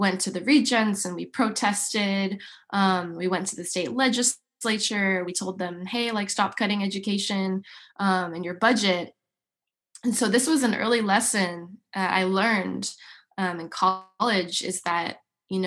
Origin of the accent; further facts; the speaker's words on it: Yorba Linda, California, United States; I grew up in Orange County, in a beautiful suburb called Yorba Linda